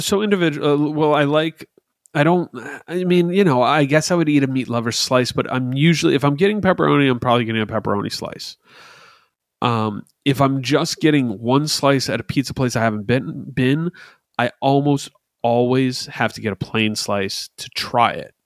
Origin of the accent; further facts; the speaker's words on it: New Jersey, United States; we're from New Jersey